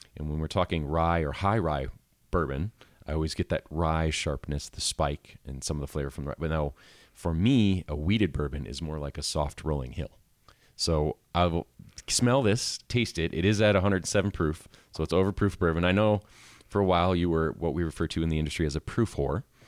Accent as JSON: {"language": "English", "region": "Midwest", "country": "United States", "tie": "born or raised there", "moved": "yes", "lives_now": "Asheville, United States", "said": "me growing up in the Midwest"}